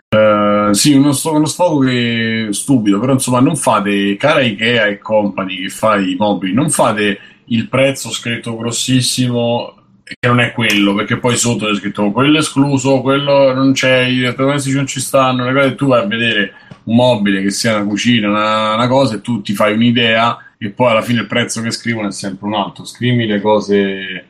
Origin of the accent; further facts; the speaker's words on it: Rome, Lazio, Italy; Da romano